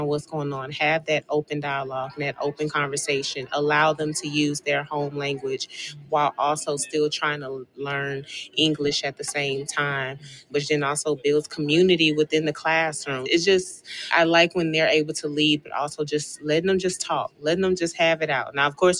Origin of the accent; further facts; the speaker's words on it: Houston, Texas, United States; Houston, Texas.